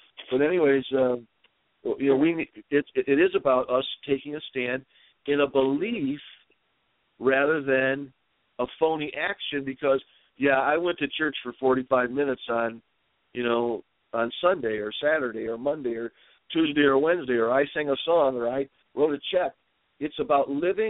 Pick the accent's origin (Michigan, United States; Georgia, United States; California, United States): Michigan, United States; Dearborn; growing up in Dearborn